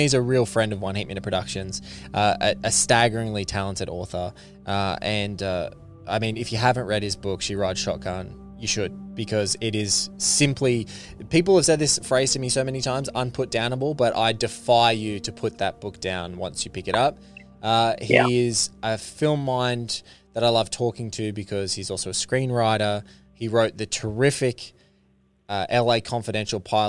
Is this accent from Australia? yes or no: yes; Australia; me as an Australian